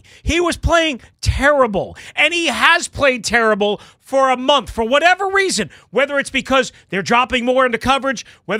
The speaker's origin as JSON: {"language": "English", "region": "New York", "country": "United States", "tie": "born or raised there", "said": "Well, remember, I didn't live here. I grew up on Long Island watching the glory days of this franchise."}